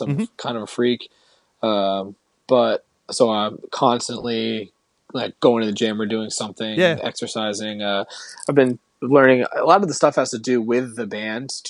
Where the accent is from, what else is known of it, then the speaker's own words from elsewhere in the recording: Connecticut, United States; moved away as an adult; now in California, United States; I grew up in Connecticut